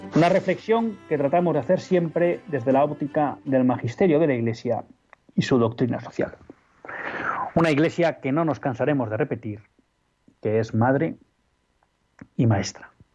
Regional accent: Spain; como españoles

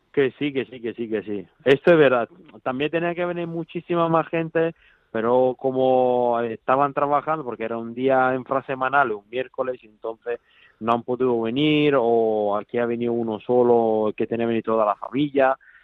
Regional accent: Italy; Spanish is a second language; now in Spain; yo que soy italiano

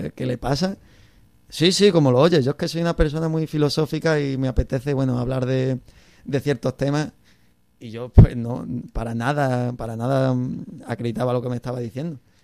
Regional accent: La Palma del Condado, Andalusia, Spain; moved away as an adult; now in Cáceres, Spain; Vengo de La Palma del Condado, en Huelva

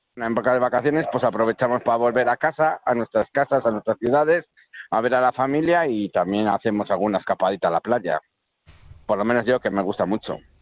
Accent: Valladolid, Castile and León, Spain; yo soy de Valladolid

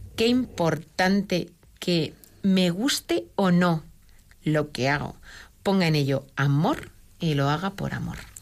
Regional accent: Madrid, Community of Madrid, Spain; also born or lived in Barcelona area; yo soy madrileña, y viví un tiempo en Barcelona

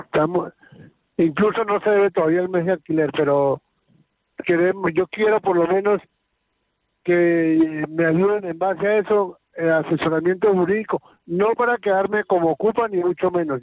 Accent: Venezuela; moved away as an adult; now in Madrid, Spain; Yo estoy aquí en Madrid, soy venezolano

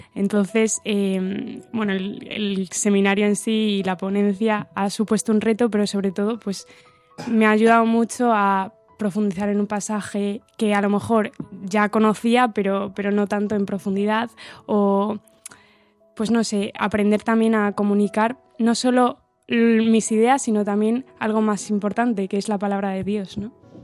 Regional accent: Santiago de Compostela, Galicia, Spain; soy de aquí de Santiago de Compostela y soy ingeniera

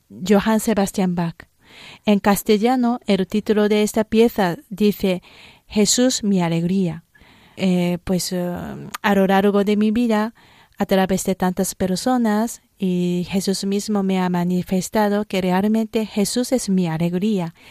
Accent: Japan; Spanish is a second language; Como soy japonesa y cuando por primera vez escuché esa pieza

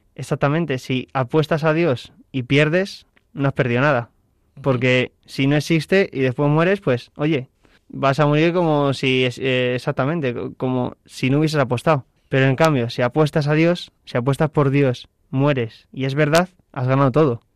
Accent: Alcalá de Henares, Community of Madrid, Spain; en la diócesis de Alcalá de Henares, que es de donde soy

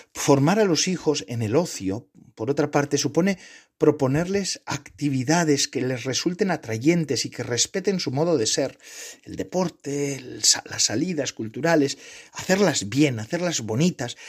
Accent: Spain; born or raised there

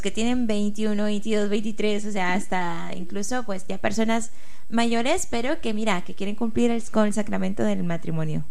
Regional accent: Tegucigalpa, Francisco Morazán, Honduras; moved away as an adult; also born or lived in Navarra, Spain; now in Pamplona, Spain; yo soy de Tegucigalpa, Honduras.

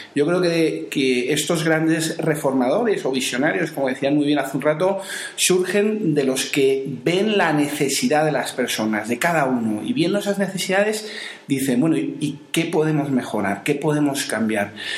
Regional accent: Madrid, Community of Madrid, Spain; moved away; also born or lived in Seville; soy de Madrid

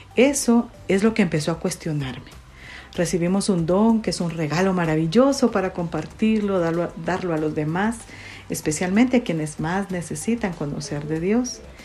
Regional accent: San José Pinula, Guatemala Department, Guatemala; also born or lived in Costa Rica; Nací en San José Pinula, Guatemala

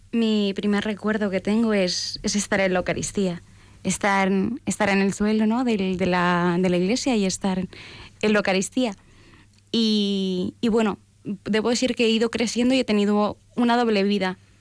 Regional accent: Valparaíso, Chile; yo soy de Chile, nací en Valparaíso, en, un lugar pues muy bello, en un puerto. Eh, se, me dice que soy porteña

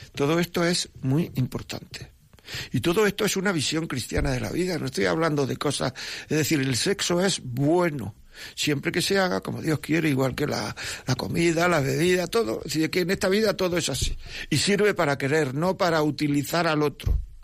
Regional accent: Granada, Andalusia, Spain; yo soy de Granada

